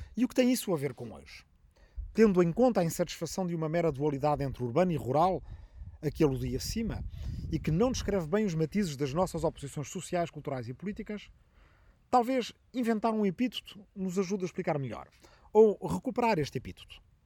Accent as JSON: {"language": "Portuguese", "town": "Arrifano", "region": "Ribatejo", "country": "Portugal", "said": "na minha aldeia de Arrifano, no Ribatejo"}